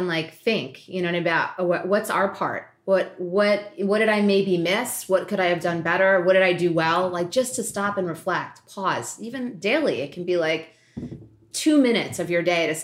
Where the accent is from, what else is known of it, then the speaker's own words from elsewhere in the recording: New York, United States; I grew up in New York